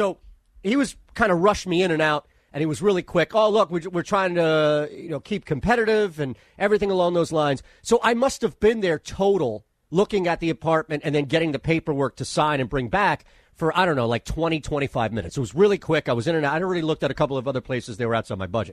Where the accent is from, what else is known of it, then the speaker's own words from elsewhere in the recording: Northeast, United States; moved away as an adult; also born or lived in Nashville; I am from the Northeast